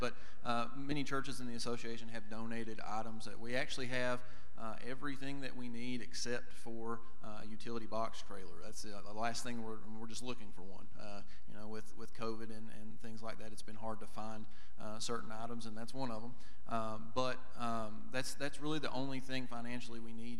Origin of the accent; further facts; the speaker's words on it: Kentucky, United States; born and raised in Kentucky